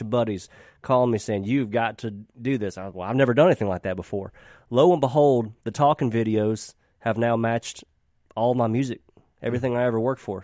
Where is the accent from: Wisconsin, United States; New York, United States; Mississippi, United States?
Mississippi, United States; also born or lived in Nashville; growing up in Mississippi